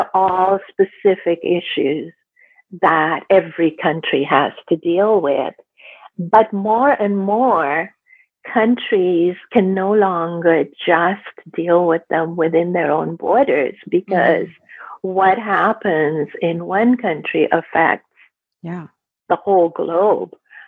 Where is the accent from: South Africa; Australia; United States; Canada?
Canada; I live in Canada. I'm Canadian. I'm Indo-Canadian.